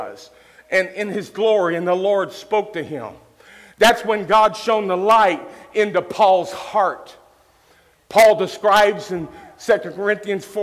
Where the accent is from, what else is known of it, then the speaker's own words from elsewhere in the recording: Louisville, Kentucky, United States; also born or lived in Cincinnati, Ohio; now in Gallipolis, United States; A boy that was raised a period of time in the projects in Louisville, Kentucky